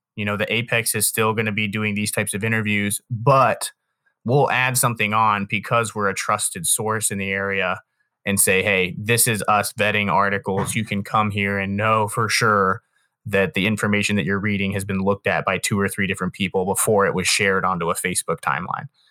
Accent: Canton, Ohio, United States; I'm from Canton, but there's this area called, like, North Industry, which is, like, twenty minutes further south of Canton

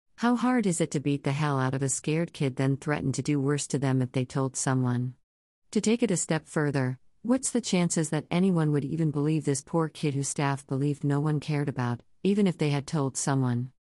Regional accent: Philadelphia, Pennsylvania, United States; As a Philadelphia native growing up in Philly

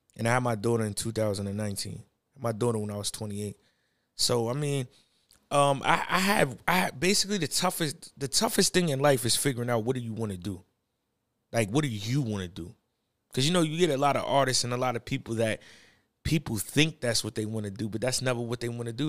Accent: New York, United States; I was from New York

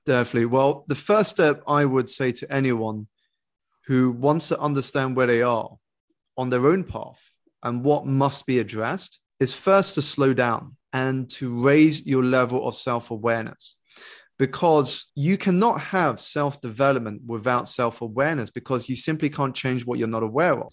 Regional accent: United Kingdom; I grew up here in the United Kingdom to two Malaysian Chinese parents who had emigrated for a better life and better education

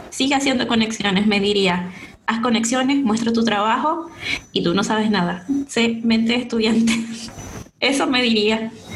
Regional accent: San Francisco, Zulia, Venezuela; moved away as an adult; now in Santiago, Chile; soy venezolana, todos creen que soy chilena, muchos me han dicho, hey, eres chilena, yo no, no soy chilena, soy venezolana, soy de Maracaibo, específicamente de San Francisco en Zulia.

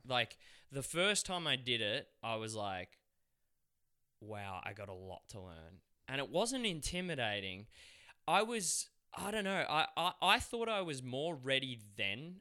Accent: Australia; accent: Aussie; They'd love my accent, the Aussie guy

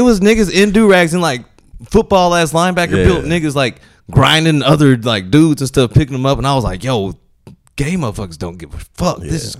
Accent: the South, United States; I'm from the South.

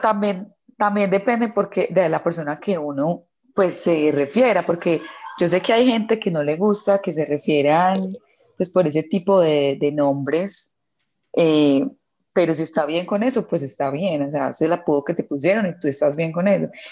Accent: Colombia

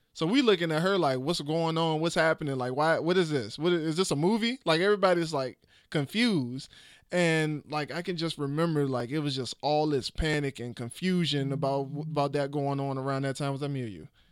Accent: Petersburg, Virginia, United States; in fifth grade in Westview Elementary in Petersburg, Virginia

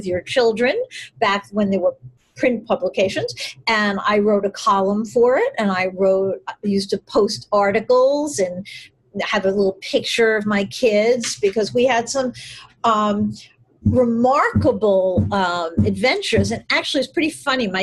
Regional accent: New York, United States; I'm in New York and I grew up in New York with a few little detours

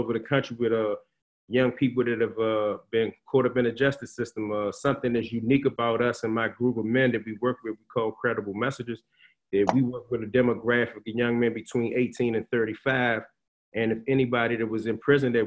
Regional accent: Washington, District of Columbia, United States; I'm a Washingtonian native, born and raised in Washington, D.C., Northwest Washington, D.C.

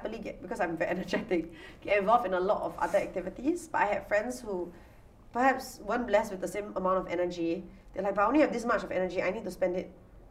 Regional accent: Singapore; growing up in the Singapore school system

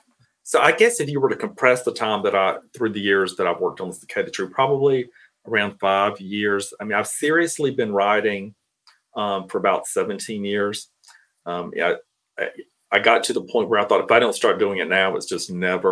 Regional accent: Cairo, Georgia, United States; moved away as an adult; now in Atlanta, United States; So I grew up in Southwest Georgia, a small town called Cairo, Georgia. It's spelled like Cairo, Egypt, but people are really particular about how you pronounce it down south. I moved to Atlanta in 2000.

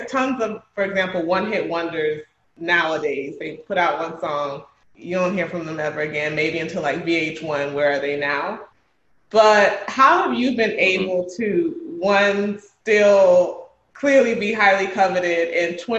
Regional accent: Miami, Florida, United States; my amazing hometown

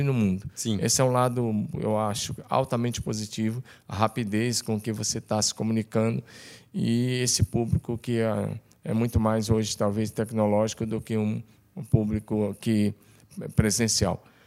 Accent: Tocantins, Brazil; moved away as an adult; also born or lived in Curitiba; eu sou do Tocantins

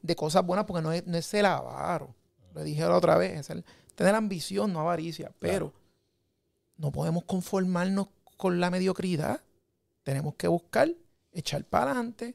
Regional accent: Puerto Rico; como puertorriqueños

